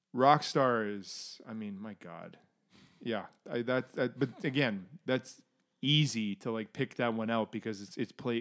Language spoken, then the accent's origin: English; Canada; anyone who's gone anywhere as Canadian